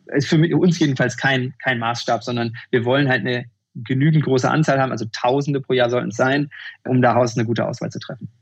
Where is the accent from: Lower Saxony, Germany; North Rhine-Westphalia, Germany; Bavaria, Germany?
North Rhine-Westphalia, Germany; Bochum; Ich bin in Bochum aufgewachsen